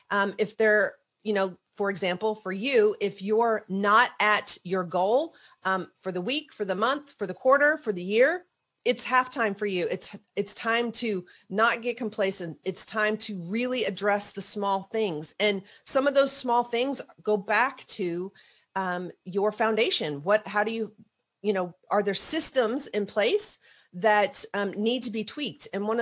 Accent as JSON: {"language": "English", "region": "the South", "country": "United States", "tie": "born or raised there", "said": "I always, again, growing up in the South, thought that, oh, you know, like you just have to make everybody happy."}